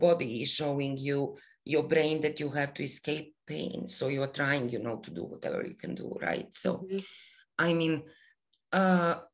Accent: Bosnia & Herzegovina; moved away as an adult; also born or lived in Canada; now in Toronto, Canada; I am Bosnian Canadian

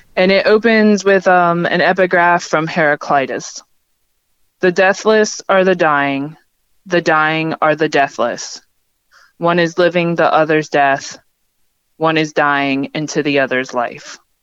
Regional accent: Pennsylvania, United States; now in West Virginia, United States; having grown up in the Ukrainian American community in Pennsylvania

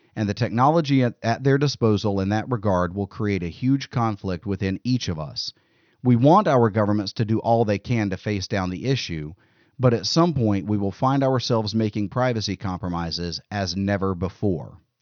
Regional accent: United States; as American citizens

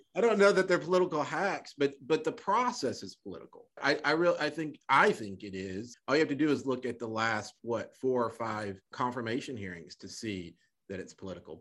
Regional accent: Little Rock, Arkansas, United States; now in Texas, United States; I grew up in Little Rock

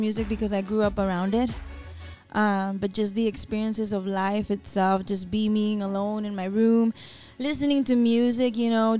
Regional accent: Nogales, Arizona, United States; I'm from Nogales. Vengo de Nogales, Arizona

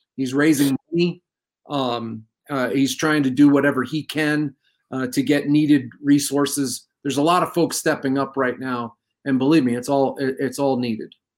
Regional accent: New York, United States; now in New Mexico, United States; I grew up in New York, and it's bad back there

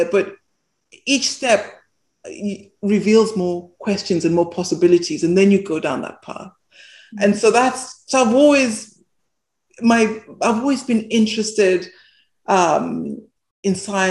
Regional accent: Bulawayo, Zimbabwe; I was born in Zimbabwe, and I lived in this what they call a township, this suburb in Bulawayo

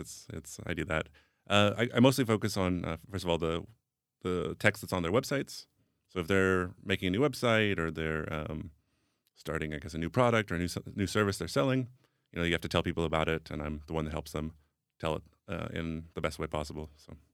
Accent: Atlanta, Georgia, United States; first language English; moved away as an adult; also born or lived in Sacramento, California; now in Prague, Czech Republic; I mostly grew up in the South, in, in Atlanta, Georgia, but I was in California long enough not to pick up the, the accent

